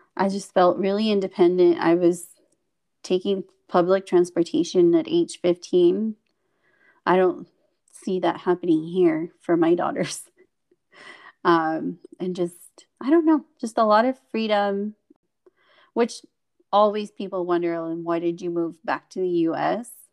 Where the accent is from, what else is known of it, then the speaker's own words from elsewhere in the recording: Chihuahua, Mexico; first language Spanish; English is a second language; also born or lived in California, United States; I grew up in Mexico most of my formative years.